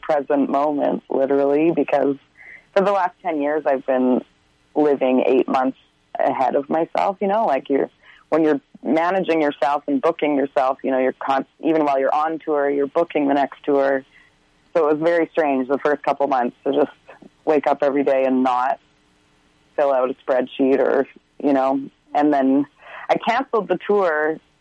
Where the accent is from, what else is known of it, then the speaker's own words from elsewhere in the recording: Fort St. John, British Columbia, Canada; also born or lived in Slave Lake, Alberta; technically I was born in Slave Lake, Alberta, but I've lived in Fort St. John since I was 8 months old. So yeah, born and raised is what I say